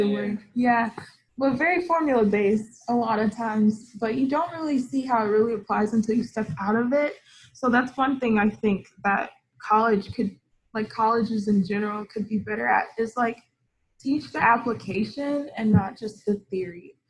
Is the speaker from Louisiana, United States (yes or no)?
no; Austin, Texas, United States; also born or lived in Houston / New York; I was born and raised in Austin. Lived there for 15 years, and when I was 15, my family moved to Houston